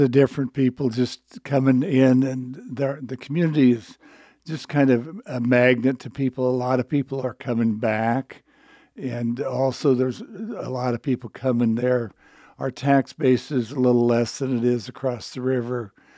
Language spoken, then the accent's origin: English; Imogene, Iowa, United States; also born or lived in Shenandoah, Iowa / Creston, Iowa / Atlantic, Iowa / Avoca, Iowa; now in Glenwood, United States; I grew up in, uh, Glen, or in Imogene, Iowa, on a farm, uh, in Fremont County, Iowa.